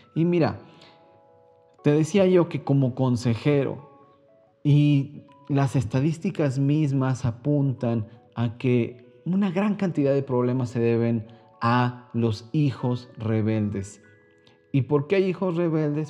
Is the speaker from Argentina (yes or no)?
no; Mexico; yo soy mexicano